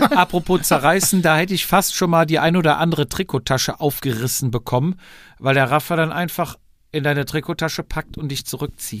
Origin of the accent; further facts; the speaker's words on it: Cologne area, North Rhine-Westphalia, Germany; Wir kommen ja alle aus der Gegend aus Köln